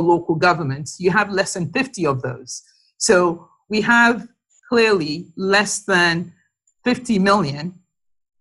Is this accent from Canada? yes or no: no; Ibadan, Oyo, Nigeria; As a young girl growing up in Nigeria, in Ibadan